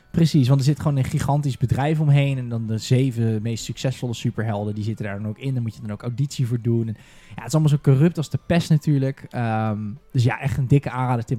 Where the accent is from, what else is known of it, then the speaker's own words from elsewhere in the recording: Rotterdam, South Holland, Netherlands; ik kom uit Rotterdam.